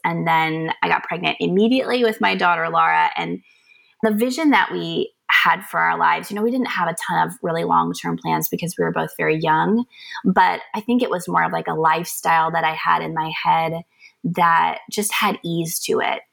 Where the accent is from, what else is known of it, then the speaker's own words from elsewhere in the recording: North Carolina, United States; I am from North Carolina, I am from a very large family